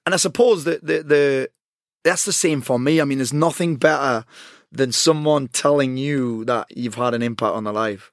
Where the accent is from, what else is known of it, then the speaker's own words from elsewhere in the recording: South Shields, North East England, United Kingdom; I'm from South Shields